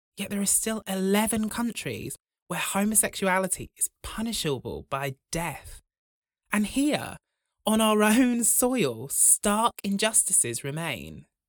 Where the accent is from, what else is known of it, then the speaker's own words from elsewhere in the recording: Broughton, England, United Kingdom; When I was growing up in Broughton